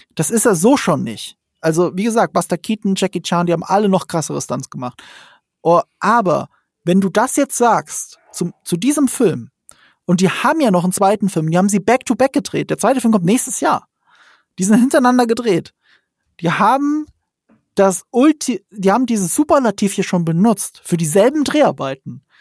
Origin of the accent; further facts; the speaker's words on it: the Ramstein area, Rhineland-Palatinate, Germany; Ich komme aus der Gegend